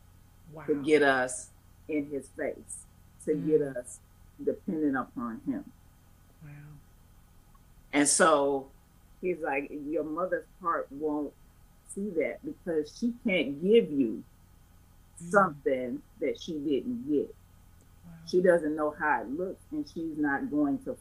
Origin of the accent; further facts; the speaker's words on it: Chicago, Illinois, United States; I'm born and raised in Chicago